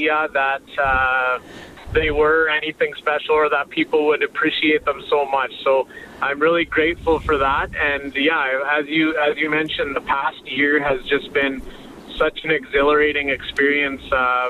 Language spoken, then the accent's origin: English; Brooks, Alberta, Canada; also born or lived in Wetaskiwin, Alberta; now in Calgary, Canada; I was born in Wetaskiwin, which kind of explains that, and then I grew up in Brooks, Alberta